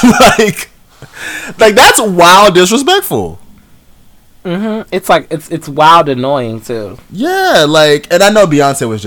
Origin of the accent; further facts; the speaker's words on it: New York, United States; this is New York. They are singing about New York. I am from New York, and we are in New York